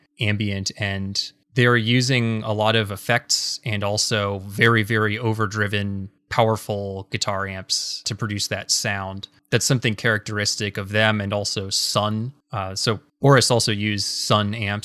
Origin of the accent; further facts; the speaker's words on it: Seattle, Washington, United States; I'm from Seattle